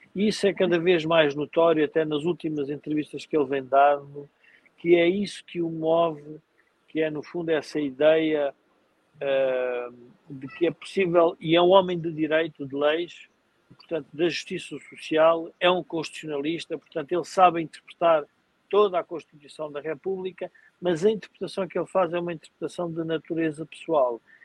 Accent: Portugal; nós, como portugueses

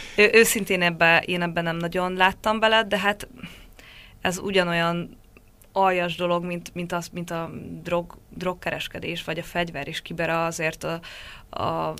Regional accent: Hungary; moved away; én ott lehetek magyarként, helyi kollégákkal olyan kapcsolatban dolgozhatunk együtt

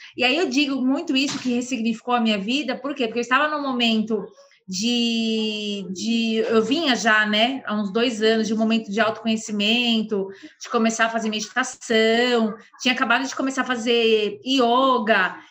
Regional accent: São Paulo, Brazil; Sou de São Paulo

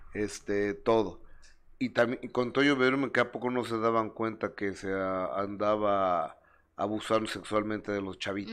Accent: Mexico City, Mexico; de la colonia Roma, de la Ciudad de México donde viví hasta los 16 años

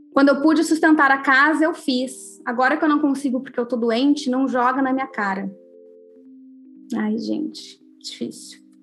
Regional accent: Rio Grande do Sul, Brazil; eu sou gaúcha

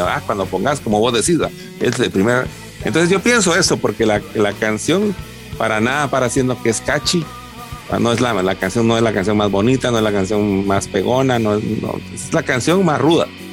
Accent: Guatemala; en una sociedad como la guatemalteca

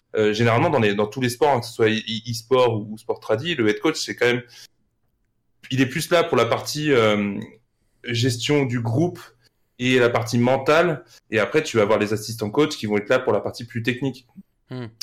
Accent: France; en tant que Français

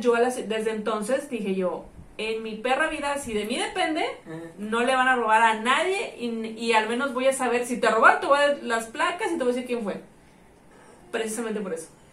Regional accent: Tampico, Tamaulipas, Mexico; moved away as an adult; yo no era de aquí, era foránea, güey. Yo vine de Tampico a los veintitantos años vivir sola

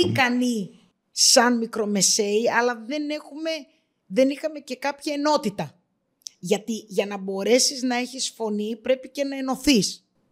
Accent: Greece; εγώ το βλέπα σαν Ελληνίδα στην Ελλάδα

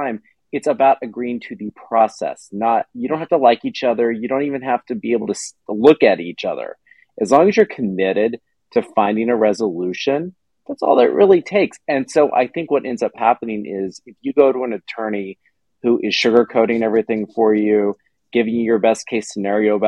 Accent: Katy, Texas, United States; I grew up in Katy

